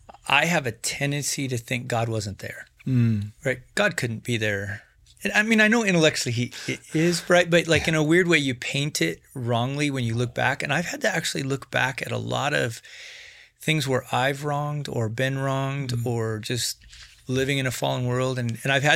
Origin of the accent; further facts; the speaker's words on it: Wyoming, United States; I'm from Wyoming